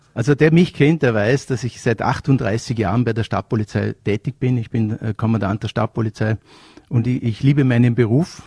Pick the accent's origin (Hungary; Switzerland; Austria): Austria; Vorarlberg; bei uns in Vorarlberg mit der Manuela Auer, mit der ich aufgewachsen bin